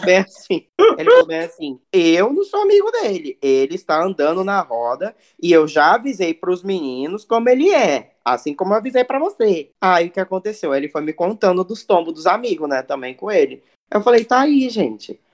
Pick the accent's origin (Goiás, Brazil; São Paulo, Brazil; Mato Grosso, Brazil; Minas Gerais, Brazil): Mato Grosso, Brazil; Cuiabá; now in Rio de Janeiro, Brazil; eu sou de Cuiabá, Mato Grosso